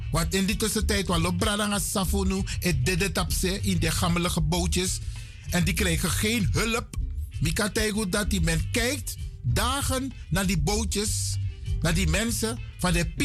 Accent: Netherlands; Wij zijn hier in dit land, we zijn Nederlanders en we willen gelijk behandeld worden.

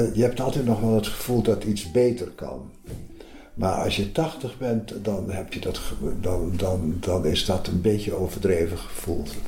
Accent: Groningen, Netherlands; moved away as an adult; now in Amsterdam, Netherlands; Ik kom heel reusachtig uit Groningen

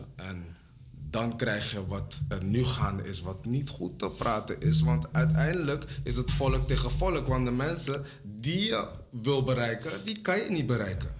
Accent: Suriname; now in Netherlands; Ik ben een Surinamer, heb ik al gezegd. Weet je, en ik woon hier

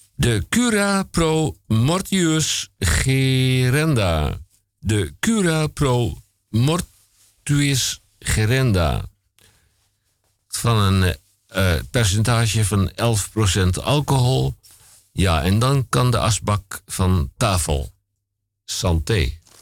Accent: Koog aan de Zaan, North Holland, Netherlands; ik kom ook uit Koog aan de Zaan

